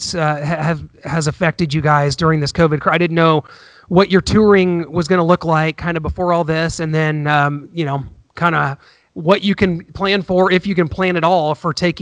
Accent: Missouri, United States; I'm from Missouri

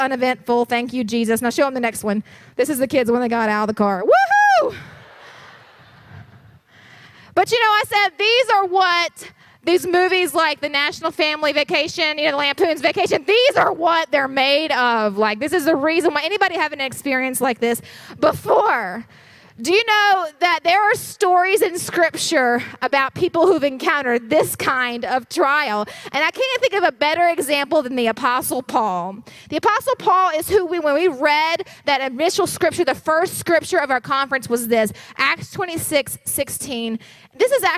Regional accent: West Virginia, United States; we're from West Virginia. Like, we drive curvy mountain roads all the time

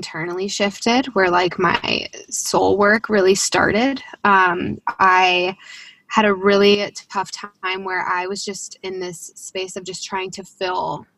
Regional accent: Chicago, Illinois, United States; also born or lived in Denver, Colorado; I grew up in the Chicagoland area

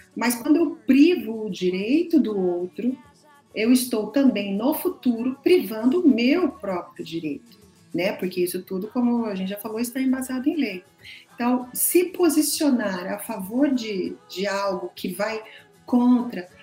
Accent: Londrina, Paraná, Brazil; sempre estudei aqui, sou londrinense, pé vermelho

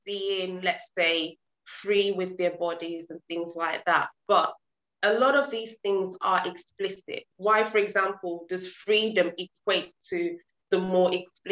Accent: Nigeria; now in United Kingdom; I wasn't born in the UK. I was born in Nigeria, in Africa.

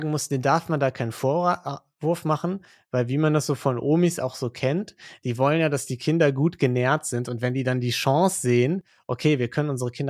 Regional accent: Western Hungary, Hungary; moved away; Ich bin in Westungarn aufgewachsen, circa 20 Kilometer von der österreichischen Grenze. In den 90er Jahren.

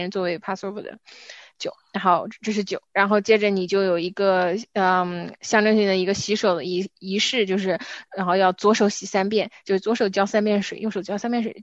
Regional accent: China; 就好像我们中国人有农历一样

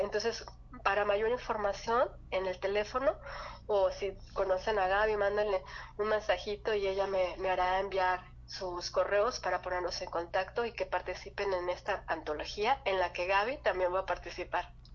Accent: Yucatán, Mexico; moved away; en Yucatán, de donde soy

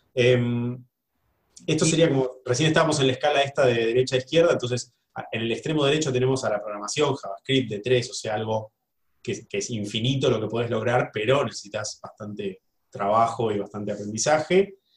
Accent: Argentina; como decimos los argentinos

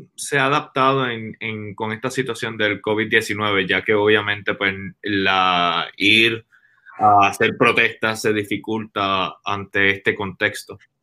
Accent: Puerto Rico; moved away; me he identificado más como puertorriqueño

